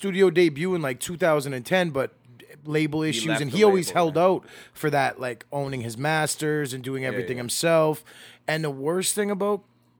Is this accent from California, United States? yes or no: yes; Los Angeles, California, United States; I don't care if it's a Sunday, you're still checking your surroundings growing up in South L.A., it don't matter.